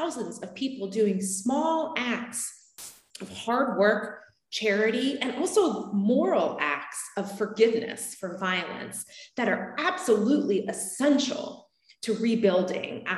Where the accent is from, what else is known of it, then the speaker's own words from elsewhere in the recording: Frederick, Maryland, United States; I was born in Frederick, Maryland